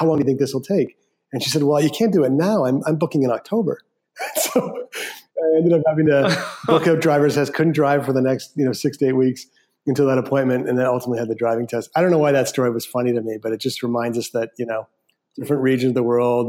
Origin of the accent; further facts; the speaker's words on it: Canada; moved away; also born or lived in San Francisco, United States; I'm a Canadian, and I moved to San Francisco and lived there for 7 years.